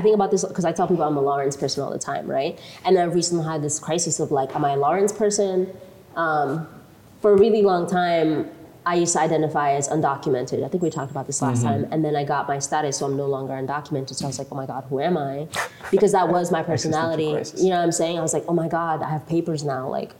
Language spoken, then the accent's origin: English; Eldama Ravine, Baringo County, Kenya; born there; I was born in El Dama Ravine. Nobody knows where that is, right?